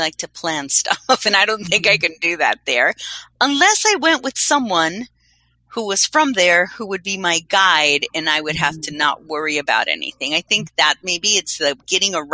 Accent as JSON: {"language": "English", "country": "Colombia", "said": "I'm from Colombia"}